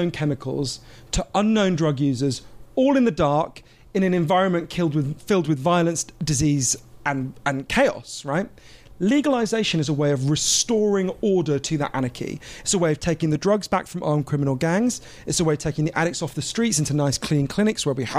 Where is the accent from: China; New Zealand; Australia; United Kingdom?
United Kingdom; I'm a Swiss citizen because of my dad, as well as obviously British